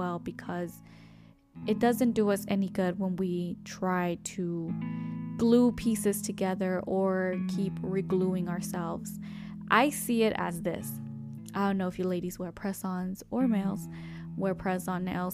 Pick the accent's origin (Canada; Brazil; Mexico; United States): Mexico; accent: Mexican; My Mexican accent